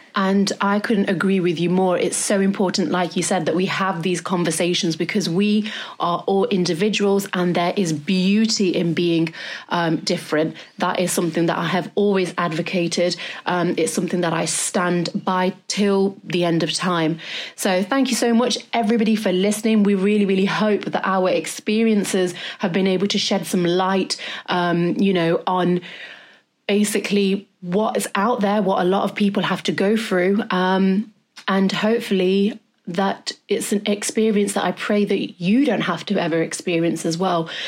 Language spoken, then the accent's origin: English; Derby, East Midlands, United Kingdom; now in London, United Kingdom; I'm from Derby